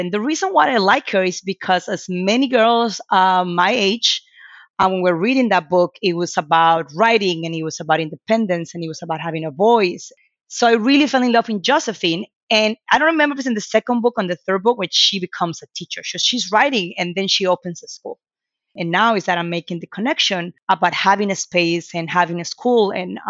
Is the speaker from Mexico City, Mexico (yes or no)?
no; Merida, Yucatán, Mexico; Growing up in Merida, I had two older brothers. I'm the youngest of three siblings.